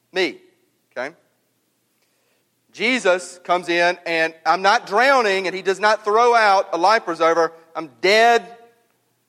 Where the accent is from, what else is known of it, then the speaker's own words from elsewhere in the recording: Mississippi, United States; growing up in Mississippi